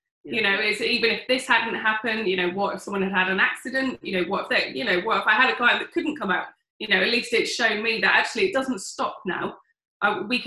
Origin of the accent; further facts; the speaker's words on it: Oxford, South East England, United Kingdom; I'm from Oxford